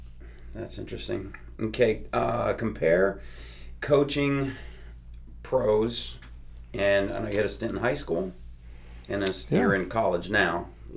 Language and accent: English; Chicago, Illinois, United States; I love Chicago. I grew up in Chicago.